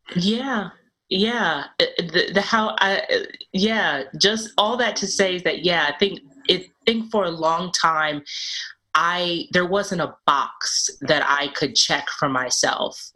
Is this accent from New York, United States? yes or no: yes; New York City, New York, United States; I grew up in Brooklyn in Bed-Stuy, uh, back when it was called Do or Die Bed-Stuy.